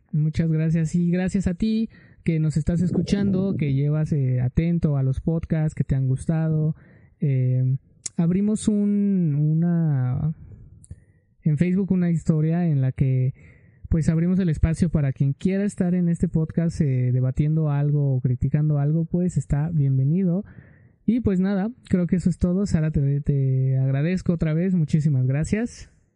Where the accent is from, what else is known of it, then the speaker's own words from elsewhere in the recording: Mexico; yo como mexicano que sí amo mi país